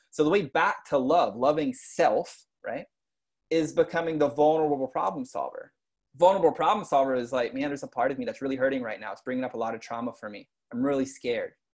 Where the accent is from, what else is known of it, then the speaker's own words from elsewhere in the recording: East Texas, United States; I grew up in like in East Texas, redneck